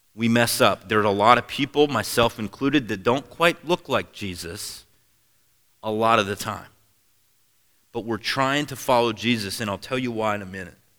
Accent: Seattle, Washington, United States; moved away; I grew up in Seattle, Washington

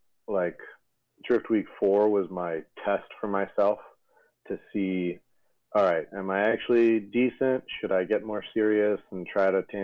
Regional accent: New York, United States; now in Los Angeles, United States; Based out of Los Angeles. I'm from New York originally.

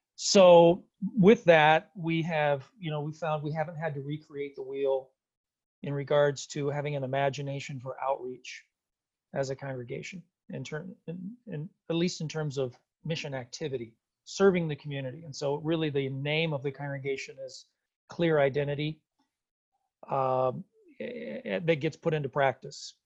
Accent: San Antonio, Texas, United States; now in Minnesota, United States; I'm from San Antonio, Texas originally.

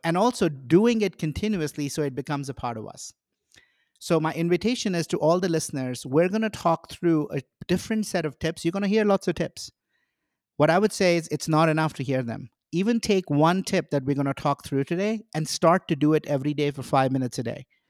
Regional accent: India; now in United States; I grew up in India

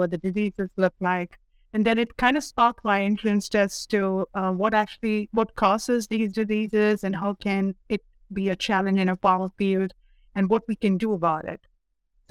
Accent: Dubai, United Arab Emirates; moved away as an adult; also born or lived in India; now in North Dakota, United States; I was born and raised in the Middle East, specifically in Dubai, in the United Arab Emirates

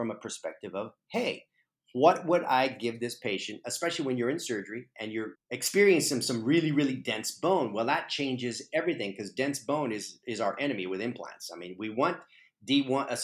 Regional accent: Texas, United States; moved away; also born or lived in Arizona; I'm originally from Texas, and so I was living in Arizona for the last 18 years

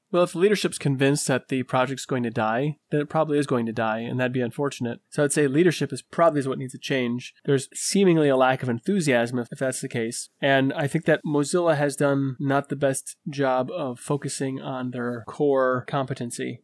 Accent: Michigan, United States; I'm from Michigan

